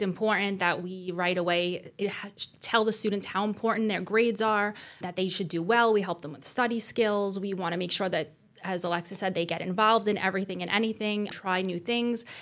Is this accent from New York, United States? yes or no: yes; New York City, New York, United States; I was born and raised in Staten Island also